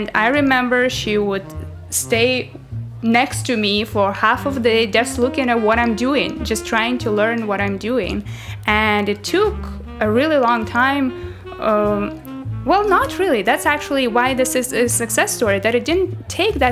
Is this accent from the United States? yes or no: no; Russia; also born or lived in Paris, France; now in Toronto, Canada; So I used to live in France, in Paris before, and then originally I'm from Russia